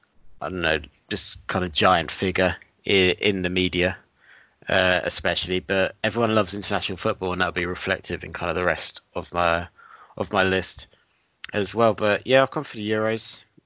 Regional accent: England, United Kingdom; being English

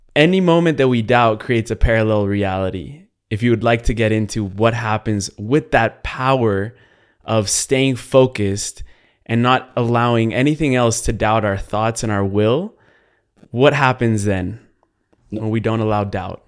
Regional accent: Colombia; I am from Latin America. I'm Colombian

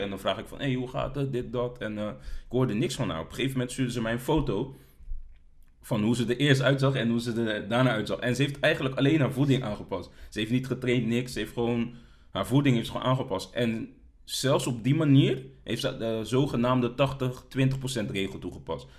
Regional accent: Delft, South Holland, Netherlands; also born or lived in The Hague; ik ben geboren in Den Haag. Eh, ik heb, eh, een deel van mijn jeugd in Den Haag gewoond, ehm, maar groots gedeelte in Delft.

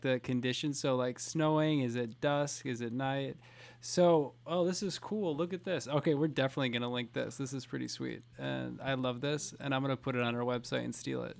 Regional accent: Fond du Lac, Wisconsin, United States; We're both from Fond du Lac.

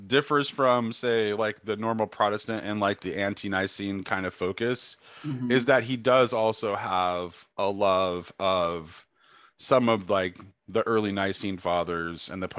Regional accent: United States; I'm an American.

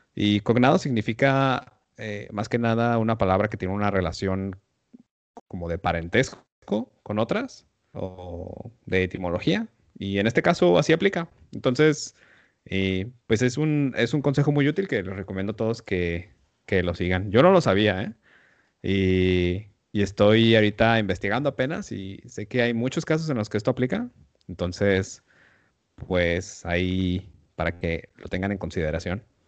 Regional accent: Mexico; first language Spanish; para nosotros como mexicanos

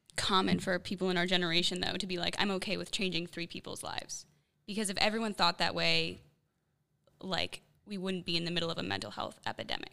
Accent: Chicago, Illinois, United States; moved away; I'm from Chicago

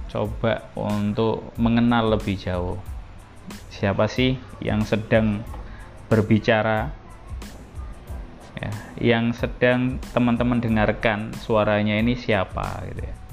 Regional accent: Surabaya, East Java, Indonesia; jadi ibu saya sama ayah saya itu dulu di satu SMA negeri yang sama yaitu SMA Negeri 4 Surabaya jadi teman-teman saya asli orang Surabaya tapi saya sekarang nggak tinggal di Jojoran

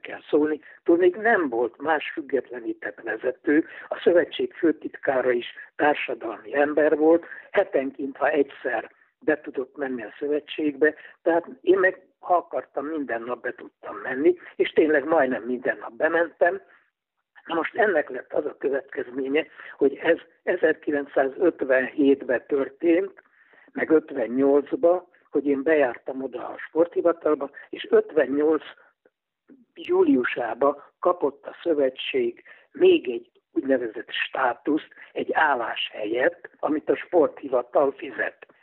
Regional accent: Budapest, Hungary; Rákos palotán születtem, és azóta itt élek palotán.

